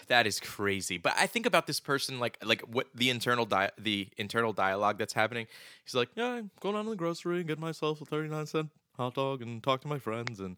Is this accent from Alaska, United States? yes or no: no; Philadelphia, Pennsylvania, United States; we're both from Phil, the Philadelphia area